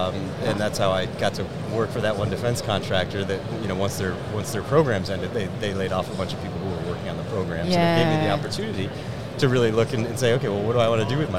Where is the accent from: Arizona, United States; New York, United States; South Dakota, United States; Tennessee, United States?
New York, United States; So originally I'm from New York.